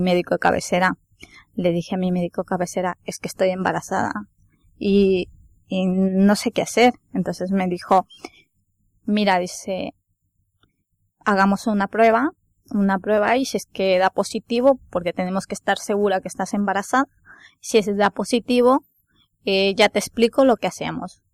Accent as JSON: {"language": "Spanish", "country": "Ecuador", "moved": "as an adult", "lives_now": "Spain", "said": "soy de Ecuador, llevo cinco años aquí en España"}